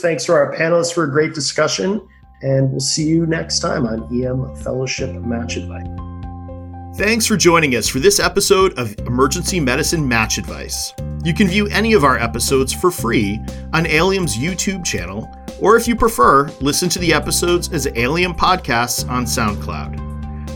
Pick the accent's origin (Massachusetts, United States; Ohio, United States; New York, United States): Massachusetts, United States; I grew up on the Mass Turnpike